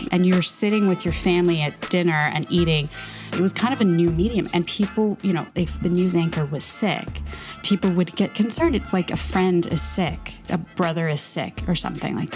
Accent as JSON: {"language": "English", "town": "Chicago", "region": "Illinois", "country": "United States", "tie": "born or raised there", "also_born_or_lived": "Los Angeles", "moved": "yes", "said": "I grew up in Chicago"}